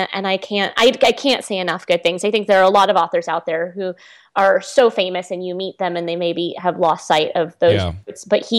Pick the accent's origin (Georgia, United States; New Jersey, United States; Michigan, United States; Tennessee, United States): Tennessee, United States; Nashville; But I grew up mostly in Nashville, Tennessee. So I am like a very strange hybrid. I've grown up in enough places that my accent just has what I would call like a continental flatness to it.